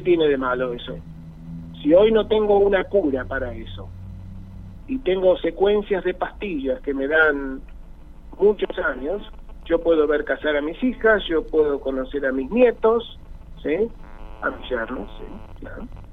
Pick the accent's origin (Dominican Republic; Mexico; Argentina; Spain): Argentina; Buenos Aires; soy un porteño